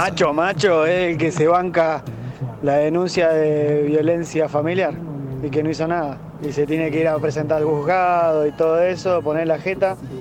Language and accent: Spanish; Neuquén, Argentina; Yo soy de Neuquén